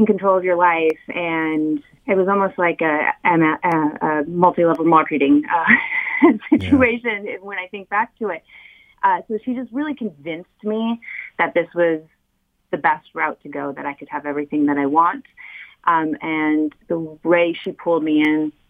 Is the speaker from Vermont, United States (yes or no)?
no; California, United States; also born or lived in Southeast Michigan; now in Michigan, United States; I'm not originally from Southeast Michigan. I'm actually from California.